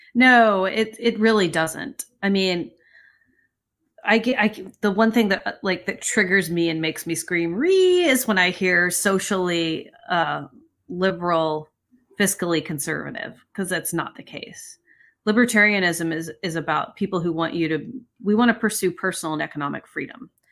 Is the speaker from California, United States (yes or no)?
yes; California, United States; as a Californian